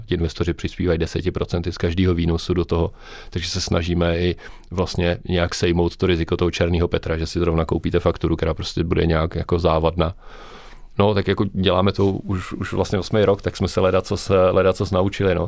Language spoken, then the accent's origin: Czech; Brno, South Moravian Region, Czechia; Já jsem tak jako Brňák srdcář